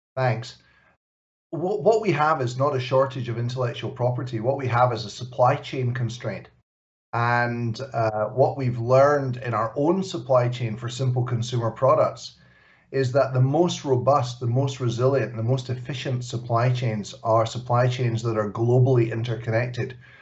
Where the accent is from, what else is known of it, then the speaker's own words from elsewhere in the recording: Glasgow, Scotland, United Kingdom; Glasgow, my hometown